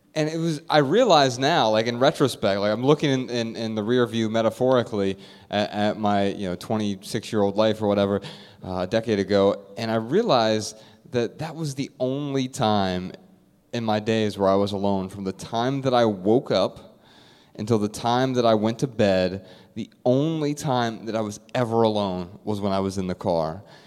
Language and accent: English; Dayton, Ohio, United States; moved away; I'm from Dayton, Ohio